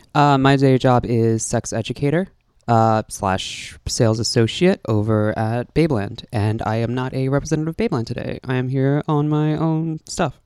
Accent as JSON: {"language": "English", "town": "New York City", "region": "New York", "country": "United States", "tie": "born or raised there", "also_born_or_lived": "Brooklyn, New York / Manhattan, New York"}